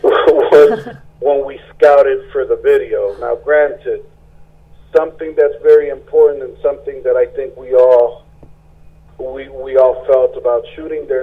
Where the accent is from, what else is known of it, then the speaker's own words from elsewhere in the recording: Puerto Rico; I am from Puerto Rico.